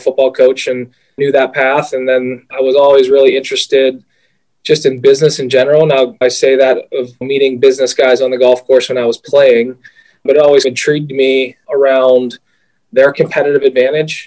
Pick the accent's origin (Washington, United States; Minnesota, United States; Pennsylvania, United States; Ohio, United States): Pennsylvania, United States; Pittsburgh; I grew up in Pittsburgh.